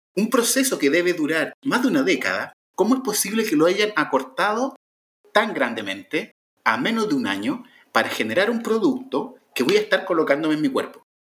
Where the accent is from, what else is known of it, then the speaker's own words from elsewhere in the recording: Chile; Chile, que en mi país